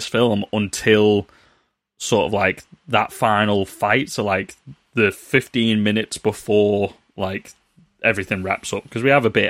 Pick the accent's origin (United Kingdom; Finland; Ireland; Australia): United Kingdom; Why are we doing bad British accents when we are British?